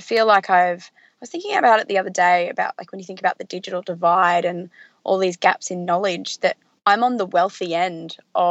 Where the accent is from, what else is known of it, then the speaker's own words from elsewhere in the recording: Lismore, New South Wales, Australia; moved away as an adult; also born or lived in Melbourne; now in Brisbane, Australia; So I grew up in Lismore, which is a country town in the north coast of New South Wales, and I moved to Brisbane for uni